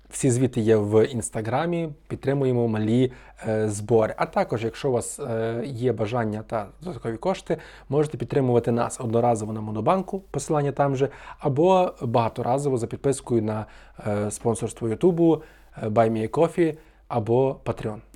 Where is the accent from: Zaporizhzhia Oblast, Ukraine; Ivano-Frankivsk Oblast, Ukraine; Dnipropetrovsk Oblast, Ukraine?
Ivano-Frankivsk Oblast, Ukraine; Ivano-Frankivsk; Франківськ мені якби найрідніше місто з таких обласних е, більших, та, бо бо я тутешній, фактично.